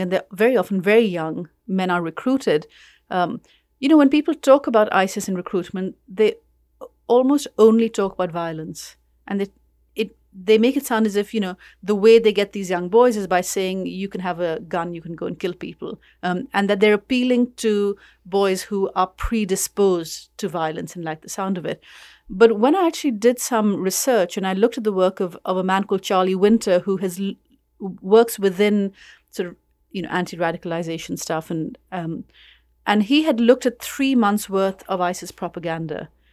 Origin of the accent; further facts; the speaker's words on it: Karachi, Sindh, Pakistan; moved away as an adult; now in London, United Kingdom; I'm from Karachi, it's where I grew up